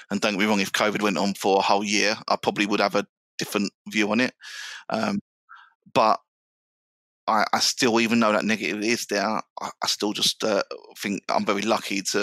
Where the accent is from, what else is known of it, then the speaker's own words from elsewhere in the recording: London, United Kingdom; I grew up in South London.